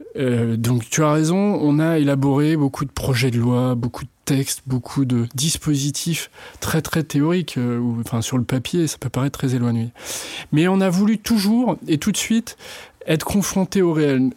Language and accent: French; La Roche-sur-Yon, Pays de la Loire, France; je suis né à La Roche-sur-Yon, en Vendée